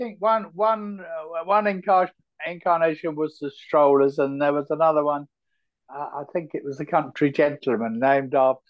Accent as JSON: {"language": "English", "town": "Teddington", "region": "London", "country": "United Kingdom", "tie": "born or raised there", "also_born_or_lived": "Liverpool", "said": "And my mother and I moved down, you know, to be with him. So I grew up in Teddington."}